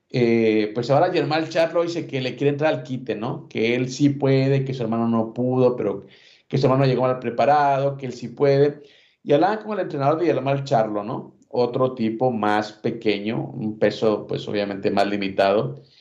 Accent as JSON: {"language": "Spanish", "country": "Mexico", "said": "que lo vea como el único campeón que nos representa como mexicanos"}